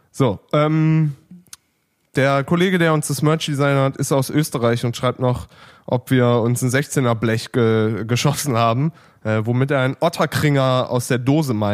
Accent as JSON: {"language": "German", "town": "Neuss", "region": "North Rhine-Westphalia", "country": "Germany", "said": "ich komme auf jeden Fall dafür nach Berlin. Bin aus Neuss."}